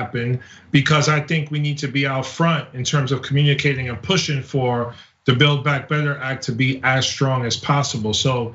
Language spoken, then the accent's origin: English; United States